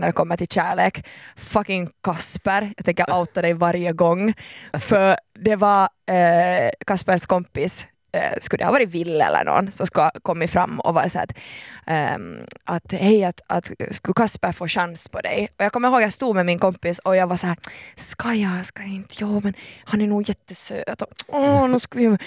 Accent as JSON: {"language": "Swedish", "country": "Finland", "said": "jag är finlandssvensk"}